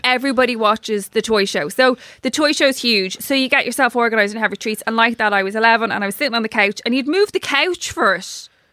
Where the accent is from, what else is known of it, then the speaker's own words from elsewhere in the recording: Ireland; I actually love being Irish